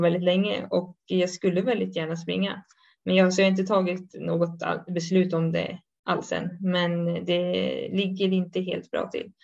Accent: Sweden; now in Switzerland

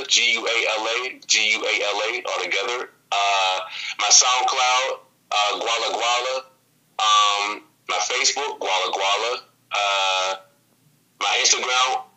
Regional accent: Pittsburgh, Pennsylvania, United States; shout out to the 412, you know what I'm saying, my hometown, Pittsburgh

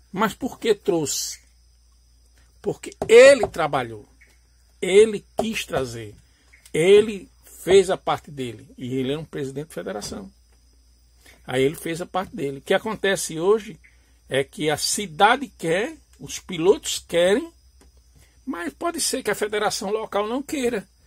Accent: Alagoas, Brazil; eu, eu sou natural da região nordeste, sou alagoano

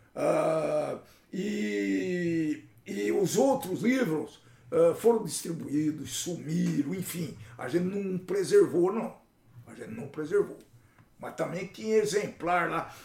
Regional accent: Jaboticabal, São Paulo, Brazil; na minha terra, Jabuticabal, né, na terra onde eu nasci

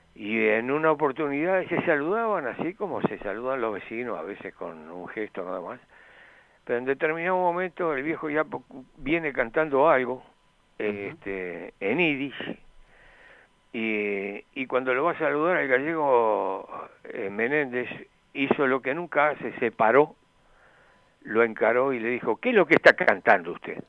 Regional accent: Florida, Uruguay; yo nací en Florida

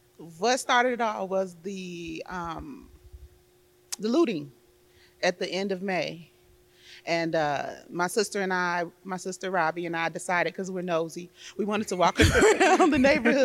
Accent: Chicago, Illinois, United States; I am a Chicago girl, born and raised on the South Side.

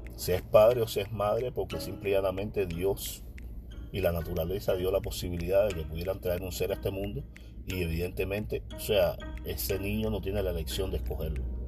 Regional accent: Cuba; yo solo soy un cubano que conversa

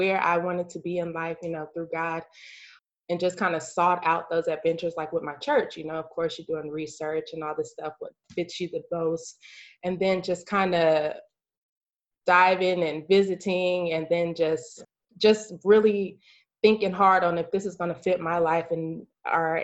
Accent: Lawton, Oklahoma, United States; moved away as an adult; now in Dallas, United States; I am a native Oklahoman. I'm originally from Lawton, Oklahoma.

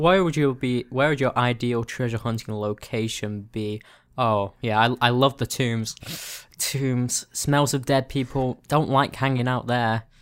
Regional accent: United Kingdom; we're both British

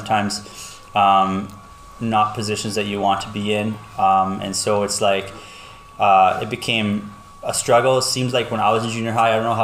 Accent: Lloydminster, Canada; I grew up in Lloyd, born and raised here my entire life

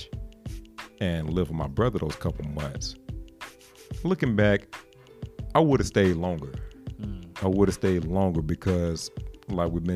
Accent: Laurinburg, North Carolina, United States; moved away as an adult; I'm from Laurinburg, North Carolina, which is, if anybody knows where that's at or knows anything about it, it's a very small town

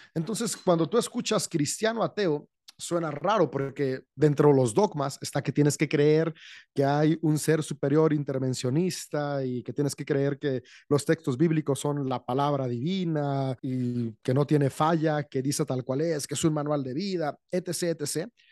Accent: San Francisco del Rincón, Guanajuato, Mexico; de México, soy en León, Guanajuato, México. Bueno, estrictamente San Francisco la ciudad

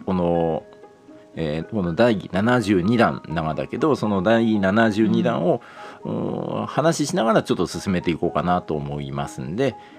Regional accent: Toyama, Japan; accent: Toyama-ben; 富山弁出てくんやんちゃ

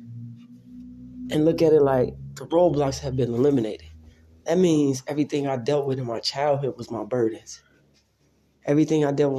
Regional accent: Chicago, Illinois, United States; I grew up in Chicago

